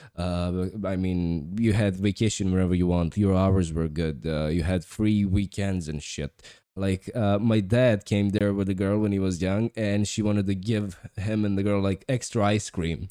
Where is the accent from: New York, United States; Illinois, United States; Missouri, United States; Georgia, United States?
New York, United States; I'm from New York